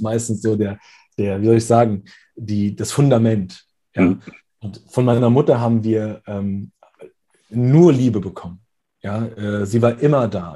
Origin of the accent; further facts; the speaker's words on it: Frankfurt, Hesse, Germany; hier bei uns in Hessen, in Frankfurt